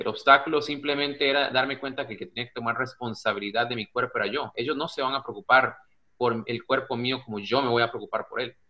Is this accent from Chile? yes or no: no; Costa Rica; also born or lived in United States; now in Spain; Sí, soy un costarricense, soy tico, soy centroamericano, estoy en Europa